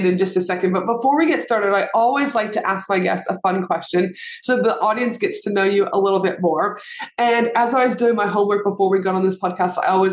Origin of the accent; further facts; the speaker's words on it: Alberta, Canada; now in Australia; I live in Australia, but I'm from Canada. So we, you know, Alberta specifically.